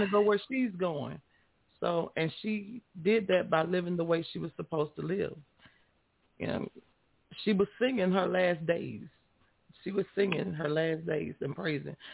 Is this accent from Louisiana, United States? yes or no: yes; Louisiana, United States; I'm from Louisiana